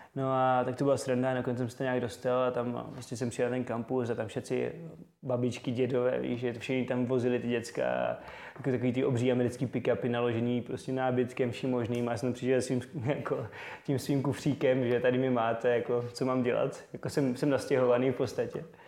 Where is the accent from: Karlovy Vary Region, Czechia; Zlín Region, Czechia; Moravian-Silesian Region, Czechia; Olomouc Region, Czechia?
Zlín Region, Czechia; Zlín; also born or lived in Prague; pocházím ze Zlína, vlastně, kde jsem se narodil, doteď uh, tam žiju v Střídavě s Prahou